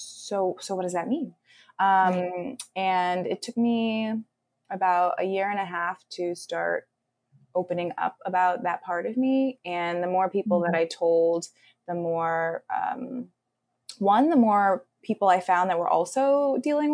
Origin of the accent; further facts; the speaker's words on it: Los Angeles, California, United States; now in New York City, United States; I'm originally from the Los Angeles area in California, and I live in New York City now